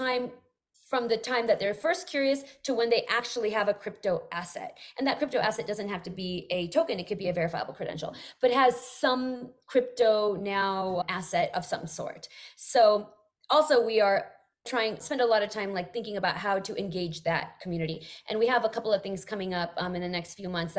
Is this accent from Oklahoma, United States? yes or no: no; Bay Area, California, United States; I'm from the Bay Area